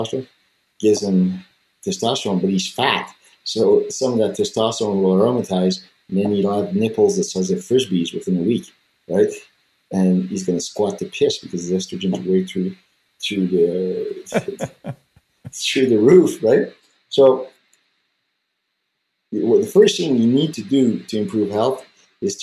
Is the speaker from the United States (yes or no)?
no; Canada; I'm French Canadian, but I have quite a bit of native blood